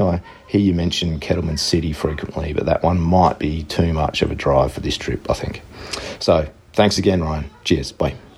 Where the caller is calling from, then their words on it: Sydney, New South Wales, Australia; I'm calling from Sydney, Australia